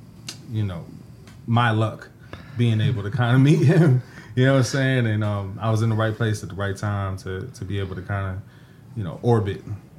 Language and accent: English; Mitchellville, Maryland, United States; Yeah, I'm from Mitchellville, Maryland, you know, PG County, Maryland.